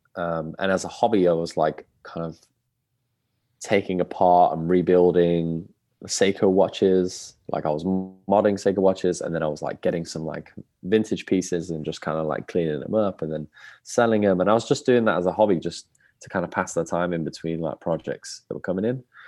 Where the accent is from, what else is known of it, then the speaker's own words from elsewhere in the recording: Birmingham, West Midlands, United Kingdom; born and raised in Birmingham